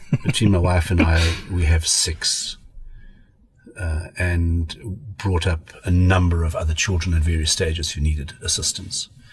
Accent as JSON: {"language": "English", "town": "Pretoria", "region": "Gauteng", "country": "South Africa", "tie": "born or raised there", "also_born_or_lived": "Cape Town / Free State", "lives_now": "Johannesburg, South Africa", "said": "I'm South African. I uh, went to school in Pretoria. I was at boarding school my whole life"}